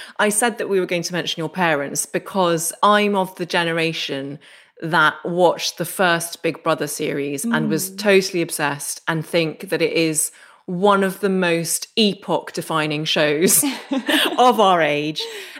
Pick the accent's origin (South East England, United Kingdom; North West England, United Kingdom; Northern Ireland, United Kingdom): Northern Ireland, United Kingdom; Derry; I grew up just outside Derry, which obviously you can tell from my accent.